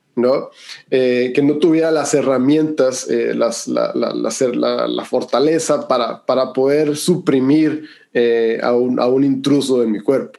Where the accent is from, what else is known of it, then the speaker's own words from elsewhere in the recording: Hermosillo, Sonora, Mexico; soy de Hermosillo, Sonora y, pues soy el quinto de una familia grande